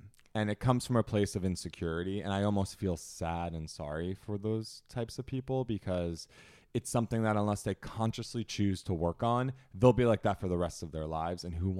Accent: New Jersey, United States; I'm from Jersey and Italian.

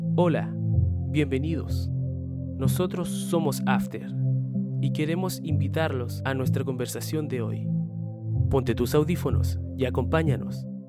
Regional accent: Chile; somos todos de Chile aquí, eh, los que nos estén escuchando, eh, somos todos chilenos

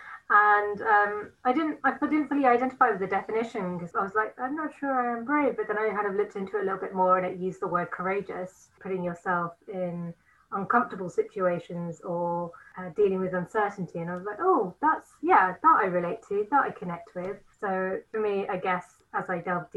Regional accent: Nottingham, East Midlands, United Kingdom; I am from Nottingham.

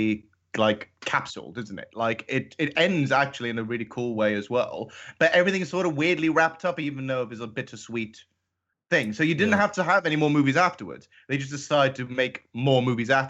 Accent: Gibraltar; I'm coming from Gibraltar, so I understand Spanish

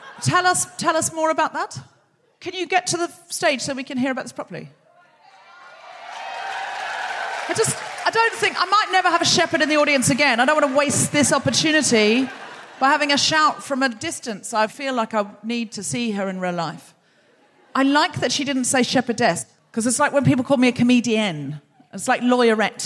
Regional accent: Australia; I'm from Australia

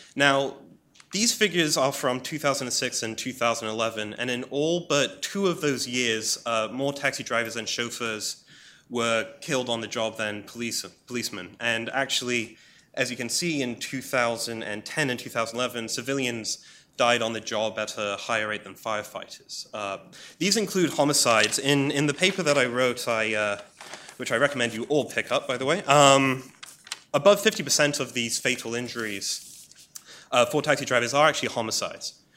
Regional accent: England, United Kingdom; as an Englishman

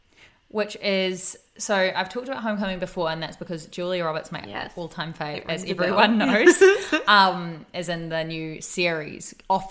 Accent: New Zealand; now in New South Wales, Australia; I'm from New Zealand

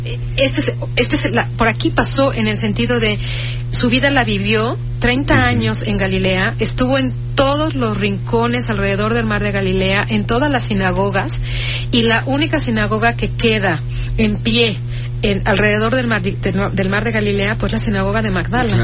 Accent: Mexico; porque es un proyecto mexicano y somos los únicos mexicanos que hemos trabajado en Israel

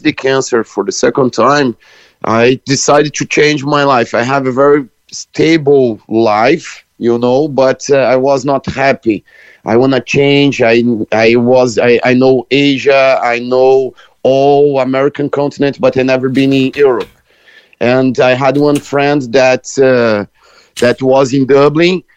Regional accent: Brazil; now in Cork, Ireland; I was born in Brazil, but I'm Irish now

